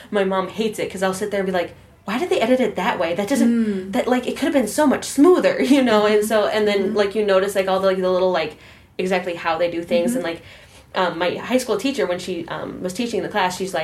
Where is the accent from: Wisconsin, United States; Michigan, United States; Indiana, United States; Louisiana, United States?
Wisconsin, United States; Milwaukee; also born or lived in Whitewater, Wisconsin; I'm from Milwaukee, North Milwaukee, but I'm here in for school